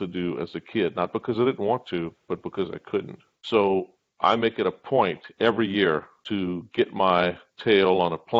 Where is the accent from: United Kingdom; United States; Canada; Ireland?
United States; the South; Growing up in the South, 1,000 miles away from Chicago